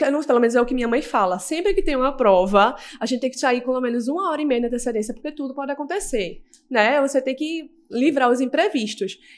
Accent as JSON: {"language": "Portuguese", "town": "Recife", "region": "Pernambuco", "country": "Brazil", "said": "eu sou do Recife."}